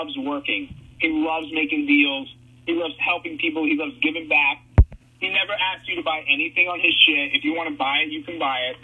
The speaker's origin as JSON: {"language": "English", "region": "South Florida", "country": "United States", "tie": "born or raised there", "said": "I grew up in South Florida"}